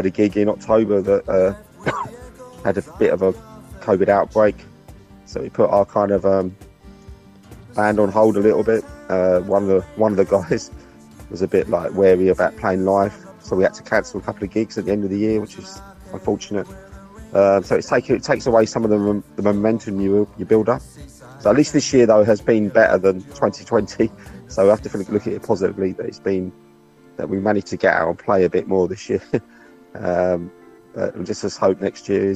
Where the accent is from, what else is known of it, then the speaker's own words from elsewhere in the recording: West Sussex, South East England, United Kingdom; from Bawley, West Essex